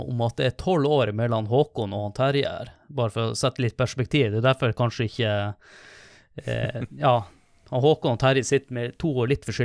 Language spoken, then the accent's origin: Norwegian; Northern Norway, Norway; jeg er nordlending